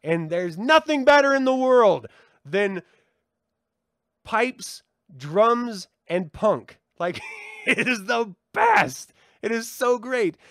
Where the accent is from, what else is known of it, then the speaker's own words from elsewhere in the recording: United States; I'm an American